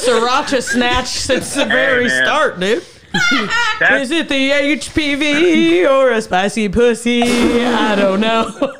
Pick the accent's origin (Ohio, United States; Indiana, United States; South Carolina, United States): Indiana, United States; Indianapolis; we're all from Indianapolis